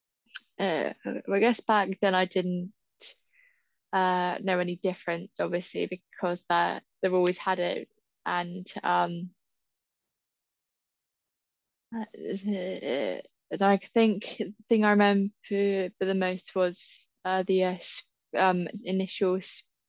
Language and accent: English; Southampton, South East England, United Kingdom; I'm from Southampton